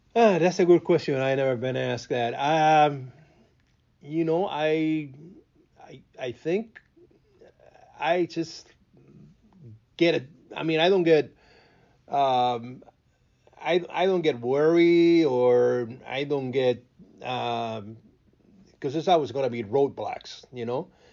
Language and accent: English; Cuba; first language Spanish; English is a second language; now in Chicago, United States; growing up in Cuba, it's, it's, it's a complete different um, different world